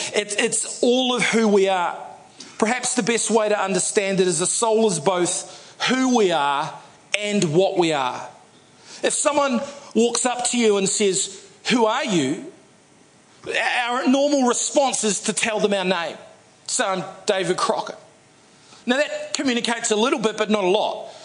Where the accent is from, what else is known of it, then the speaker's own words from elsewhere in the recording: New Zealand; I'm a New Zealander